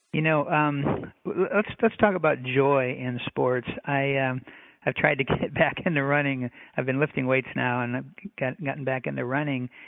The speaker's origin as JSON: {"language": "English", "region": "North Dakota", "country": "United States", "tie": "born or raised there", "also_born_or_lived": "Minnesota", "moved": "yes", "said": "I grew up in the Midwest myself, North Dakota"}